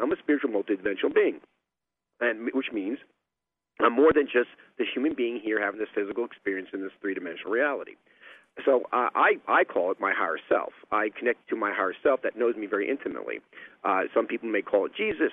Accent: New York, United States; growing up in New York in dysfunctional family

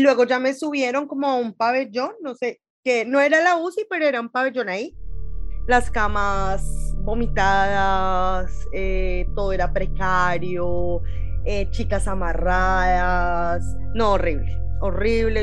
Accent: Colombia; moved away as an adult; also born or lived in Ecuador; now in Miami, United States; todos los que salimos de Colombia

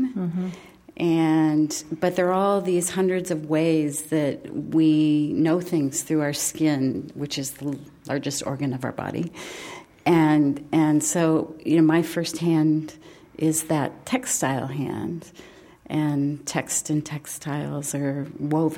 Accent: Midwest, United States; I grew up in the Midwest

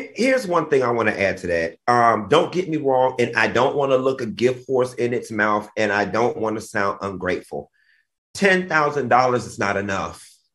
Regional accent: Miami, Florida, United States; I'm from Miami

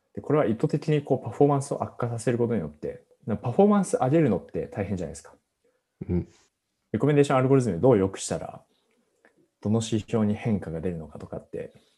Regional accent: Fukushima, Japan; now in Tokyo, Japan; 自分地元福島なんですけど、福島は結構雪が降るんですよ

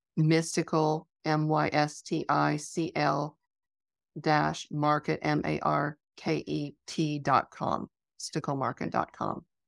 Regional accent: Wyoming, United States; I grew up in Wyoming

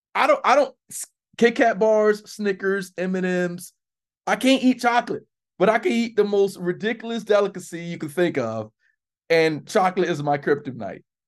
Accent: South Florida, United States; I'm from Florida.

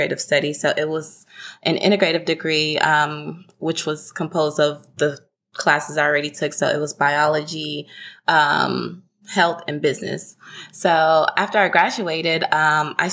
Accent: Houston, Texas, United States; also born or lived in Denton, Texas; now in Dallas, United States; I am originally from Houston, Texas, currently based in Dallas, Texas.

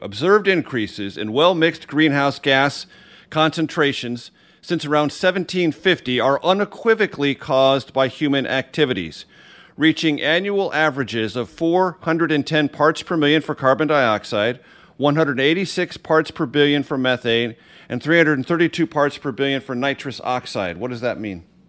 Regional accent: California, United States; moved away; I grew up in California

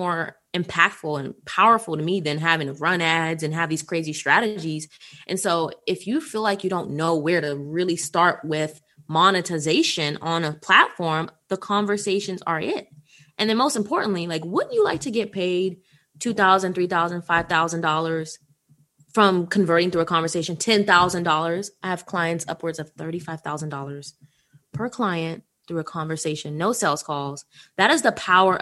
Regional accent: Washington, District of Columbia, United States; I'm from Washington, D.C.

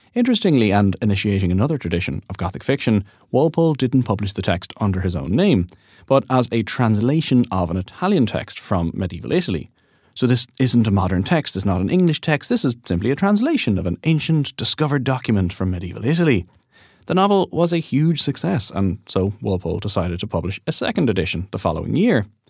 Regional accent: Dublin, Leinster, Ireland; growing up in Dublin

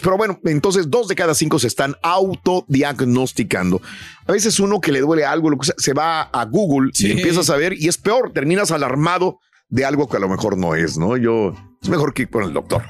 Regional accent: Mexico; moved away; soy de origen mexicano, nací en México, eh, crecí en México, estudié en México

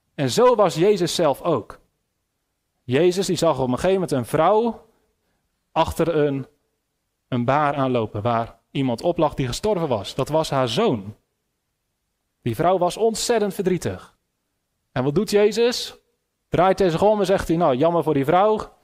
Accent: Netherlands; Ik ben een Nederlander

